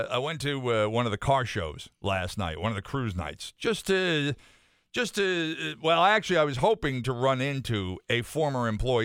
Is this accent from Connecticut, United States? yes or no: yes; Enfield, Connecticut, United States; growing up in Enfield